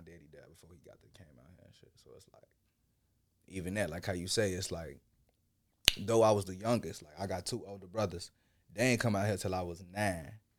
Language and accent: English; Chicago, Illinois, United States; also born or lived in Ghana; growing up in Chicago